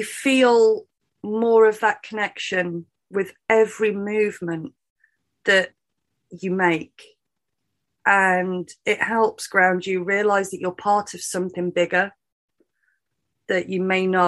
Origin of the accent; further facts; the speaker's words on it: United Kingdom; being British